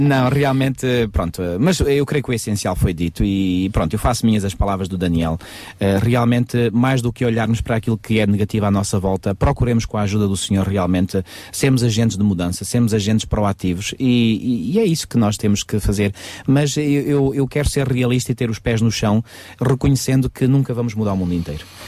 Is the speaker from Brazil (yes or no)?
no; Portugal; como portugueses nós falamos da nossa cultura portuguesa